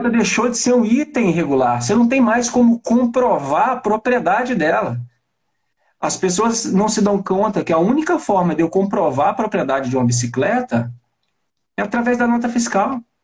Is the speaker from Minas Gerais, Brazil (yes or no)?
yes; Belo Horizonte, Minas Gerais, Brazil; eu estou em Belo Horizonte